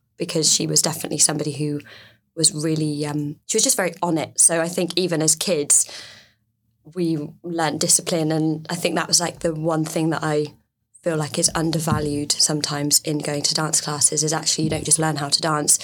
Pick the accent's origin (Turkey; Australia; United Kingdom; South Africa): United Kingdom; Weymouth, South West England; I was brought up in a seaside town